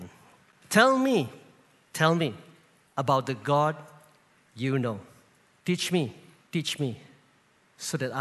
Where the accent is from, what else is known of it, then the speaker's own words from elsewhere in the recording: Kluang, Johor, Malaysia; I'm based in Kluang, my hometown